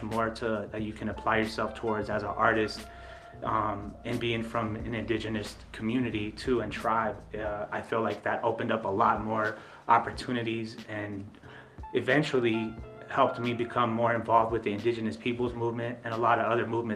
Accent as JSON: {"language": "English", "area": "Dene Nation, near Shiprock", "region": "New Mexico", "country": "United States", "said": "I'm from the Dene Nation"}